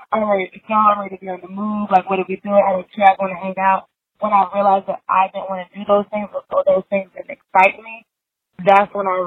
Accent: Columbia, South Carolina, United States; I'm from Columbia, South Carolina, in Brent House

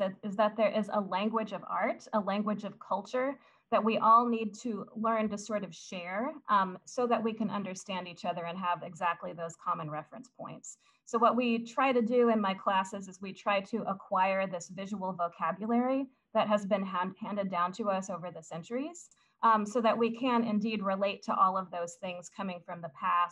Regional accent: Southern Indiana, United States; the small town I grew up in Southern Indiana

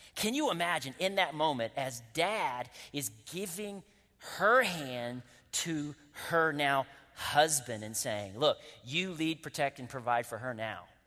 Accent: Winston-Salem, North Carolina, United States; I'm from Winston-Salem, North Carolina, so I can make those accents

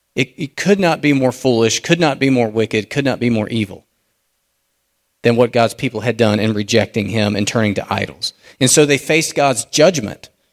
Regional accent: United States; us as American Christians

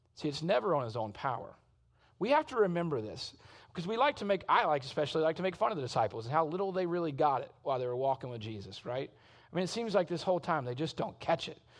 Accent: South Mississippi, United States; also born or lived in Shreveport, Louisiana / Arkansas; I was born in Shreveport, Louisiana, but I grew up in South Mississippi, but my family is all from Arkansas

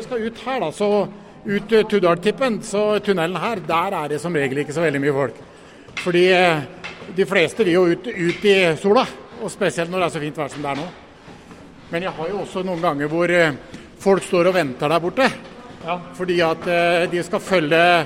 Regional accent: Rjukan, Vestfold og Telemark, Norway; Jeg er født og oppvokst på Rjukan

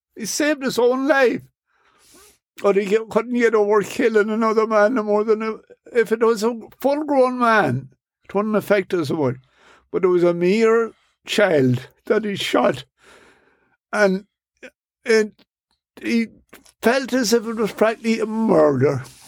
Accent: Ireland; born or raised there; now in New York City, United States

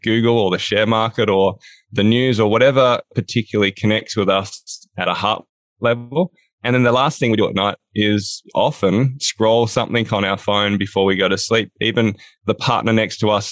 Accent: Australia; now in Hobart, Australia; I'm from Down Under. I'm in a place called Hobart, Tasmania

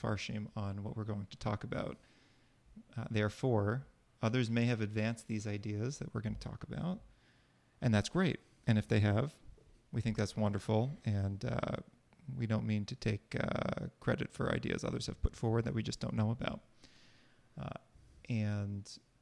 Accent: Boston, Massachusetts, United States; now in New Jersey, United States; We're from Boston

